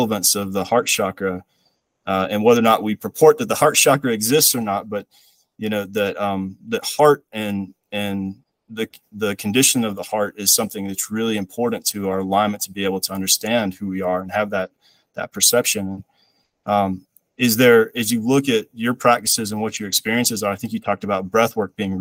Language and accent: English; the South, United States; I grew up in the South, went to this church